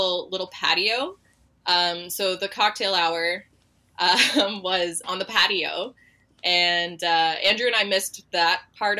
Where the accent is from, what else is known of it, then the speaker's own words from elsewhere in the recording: Canada; being Canadian